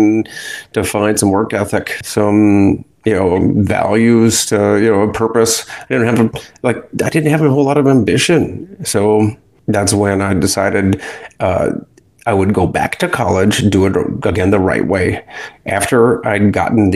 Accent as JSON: {"language": "English", "town": "Akron", "region": "Ohio", "country": "United States", "tie": "born or raised there", "moved": "as an adult", "lives_now": "Pensacola, United States", "said": "Akron, Ohio. That's my hometown"}